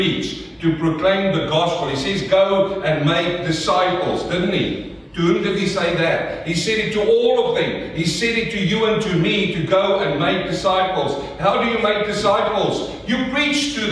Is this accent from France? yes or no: no; South Africa; accent: South African; now in Melbourne, Australia; my South African accent